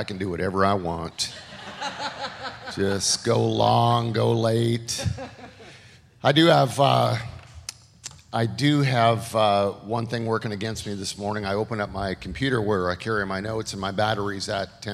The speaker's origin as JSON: {"language": "English", "country": "Canada", "tie": "born or raised there", "moved": "yes", "said": "This is Canada. This is where I grew up"}